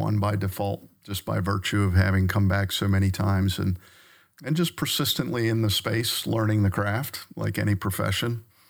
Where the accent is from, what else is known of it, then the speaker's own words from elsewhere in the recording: Maryland, United States; Yeah, so I grew up on the Eastern Shore of Maryland on the Chesapeake Bay. And so I grew up around the water my whole life.